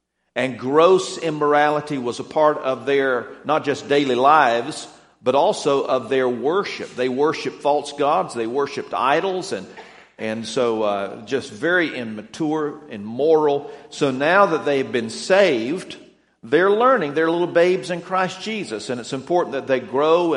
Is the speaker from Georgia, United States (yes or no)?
yes; Atlanta, Georgia, United States; moved away; I am from the Atlanta area. I'd lived there for around 17 years